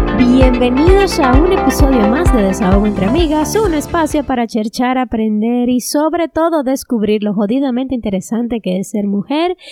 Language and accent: Spanish; Cibao, Dominican Republic; moved away as an adult; now in Canada; yo crecí en el Cibao comiendo plátano, y huevo